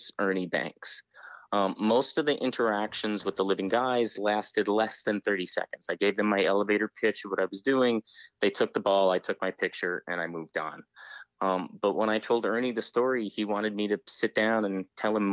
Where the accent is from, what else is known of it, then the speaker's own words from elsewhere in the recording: United States; as an American